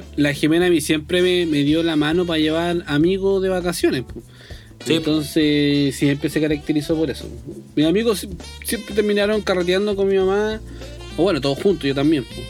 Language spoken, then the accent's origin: Spanish; Chile; toda la gente que, que vive en nuestro país